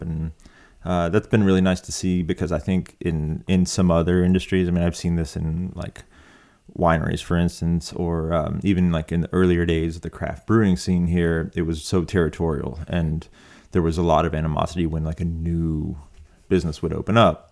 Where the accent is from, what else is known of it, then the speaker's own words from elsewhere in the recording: Appalachia, United States; being from Appalachia